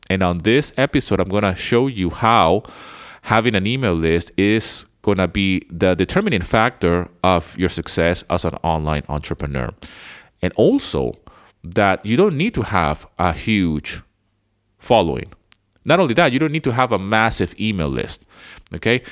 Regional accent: Venezuela; moved away as an adult; also born or lived in United Kingdom; now in Greece; I was born in the U K, but I grew up somewhere else. I grew up in South America. I grew up in Venezuela

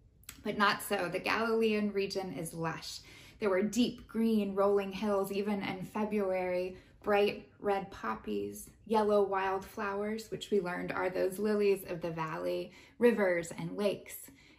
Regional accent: West Texas, United States; I'm from West Texas, so I grew up surrounded by flatland and tumbleweeds and dust storms. There weren't trees or water. They were desert-like conditions.

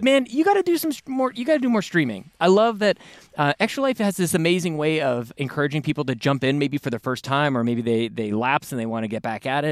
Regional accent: Canada; we're Canadian, we all took, uh, French in high school.

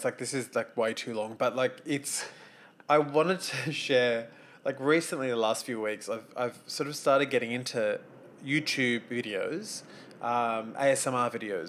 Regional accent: Australia; I'm Aussie.

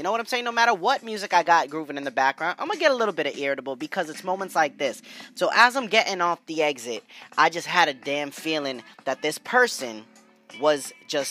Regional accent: New England, United States; growing up in New England

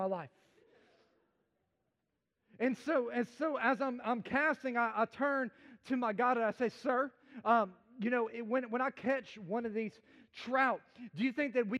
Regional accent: Chicago, Illinois, United States; I grew up in the concrete jungle of America. I'm from Chicagoland area

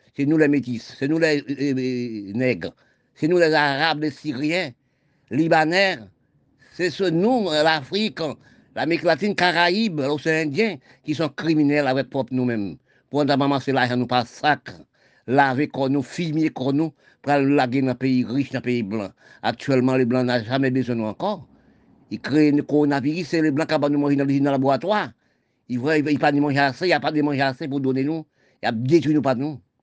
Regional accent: Haiti; mon pays d'Haïti

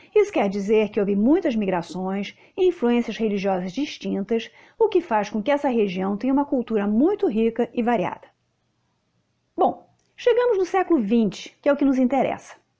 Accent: Lebanon

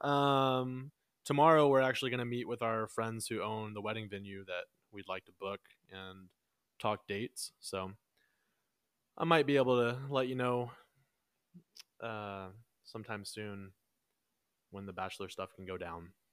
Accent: Texas, United States; we're from Texas

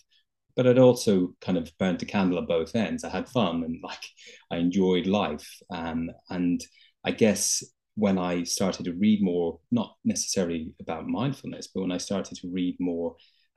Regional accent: Dublin, Leinster, Ireland; now in London, United Kingdom; I'm originally from Dublin in Ireland, but I've lived in London for many years.

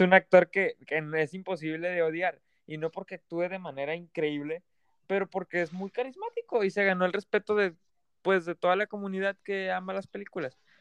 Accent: Mexico; nos duele como mexicanos

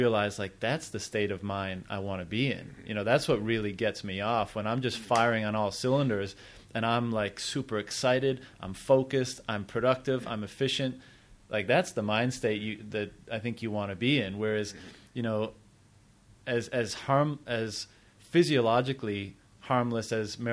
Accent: Canada; moved away; I'm from Canada

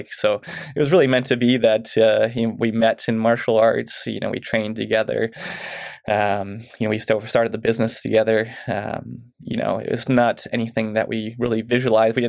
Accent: Mission, British Columbia, Canada; now in Chilliwack, Canada; I grew up in Mission

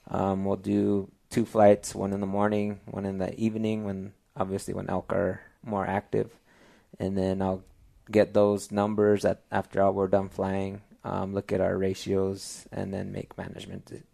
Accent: San Diego Pueblo, New Mexico, United States; also born or lived in Colorado / Texas; I'm actually born and raised in New Mexico. I'm from San Diego Pueblo, New Mexico.

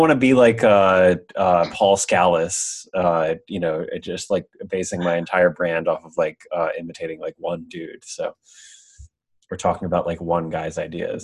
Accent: Pennsylvania, United States; I'm from Pennsylvania, a town called New York. You probably wouldn't have heard of it, but it was like, I mean, the town itself is like fairly like uh, developed, but like the outskirts where I grew up

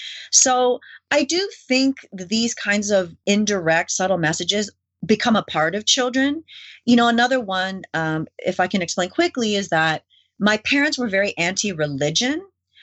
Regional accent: New York City, New York, United States; born there; I was born in New York City, and I was the only person in my family that was born in the U.S. because both my parents were born in Korea and then my siblings were born in Canada.

